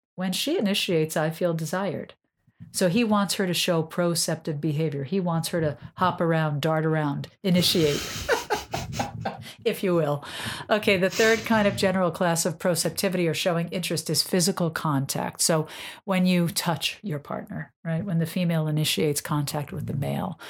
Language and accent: English; New York, United States; now in Massachusetts, United States; I'm a New Yorker